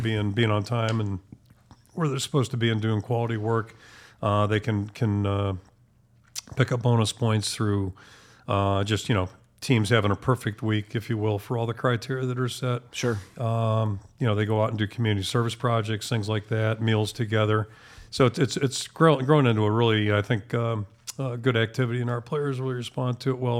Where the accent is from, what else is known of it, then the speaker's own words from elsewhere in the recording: Pittsburgh, Pennsylvania, United States; moved away as an adult; also born or lived in Maine; now in Iowa City, United States; growing up in Pittsburgh